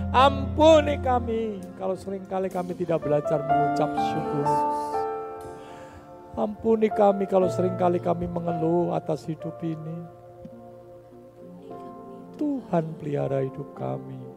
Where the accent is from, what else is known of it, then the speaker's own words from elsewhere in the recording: Java, Indonesia; Kita ini orang Jawa, Saudara.